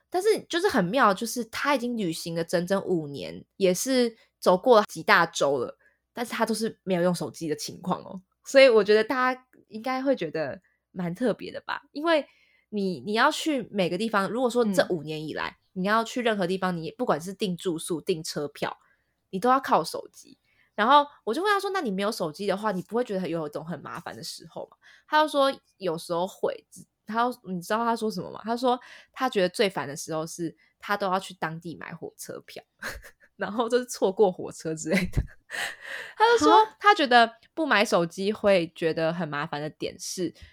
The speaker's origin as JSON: {"language": "Chinese", "region": "Taipei", "country": "Taiwan", "said": "身为台北人的我们"}